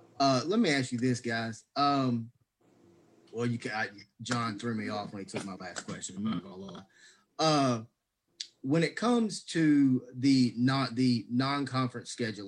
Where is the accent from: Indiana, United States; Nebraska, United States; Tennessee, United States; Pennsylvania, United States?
Tennessee, United States; Memphis; I'm originally from Memphis